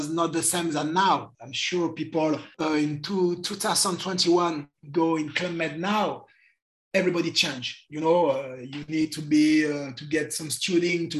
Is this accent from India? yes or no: no; Bordeaux, Nouvelle-Aquitaine, France; English is a second language; moved away as an adult; now in Guadeloupe; I was born in the city in Bordeaux in the south of France. But I moved... younger because I don't want to stay in the city and I want to move to go explore the world. And I was 18 when I left Bordeaux